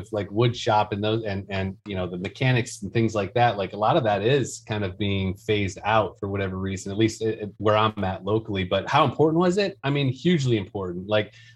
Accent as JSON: {"language": "English", "town": "Detroit", "region": "Michigan", "country": "United States", "moved": "yes", "lives_now": "Greenville, United States", "said": "I'm originally from Detroit area of Michigan."}